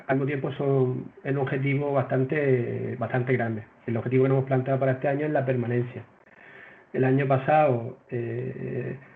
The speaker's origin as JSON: {"language": "Spanish", "town": "Las Palmas", "region": "Canary Islands", "country": "Spain", "lives_now": "Málaga, Spain", "said": "yo vengo de Las Palmas, allí ya entrenaba hace bastante tiempo a, un equipo senior y desde hace ya aquí 20 años, desde que estoy viviendo en, Málaga"}